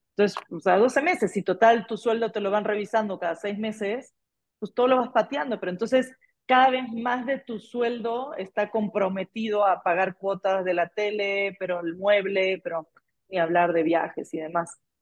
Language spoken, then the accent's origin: Spanish; Argentina; Como Argentina ya sabemos vivir en inflación